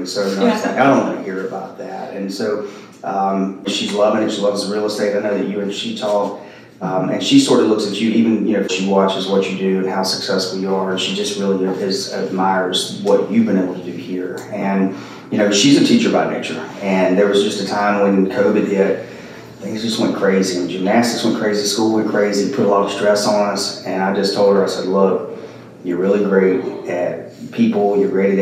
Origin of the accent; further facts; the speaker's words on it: Spartanburg, South Carolina, United States; also born or lived in Greenville, South Carolina; now in Summerville, United States; I'm an upstate South Carolina guy, so I grew up in Spartanburg and Greenville